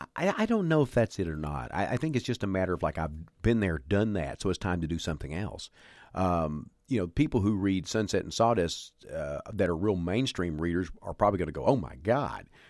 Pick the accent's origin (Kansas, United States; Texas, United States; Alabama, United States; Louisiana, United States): Texas, United States; the South; growing up in the South where you had, uh, Southern preachers